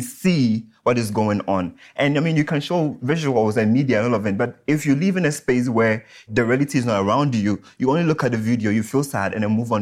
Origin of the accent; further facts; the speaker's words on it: Ghana; so I'm from Ghana